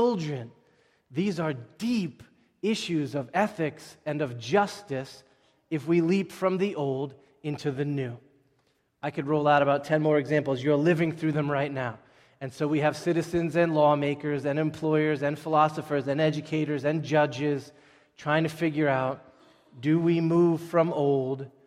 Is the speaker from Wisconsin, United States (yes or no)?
no; Boston, Massachusetts, United States; we are American Bostonians.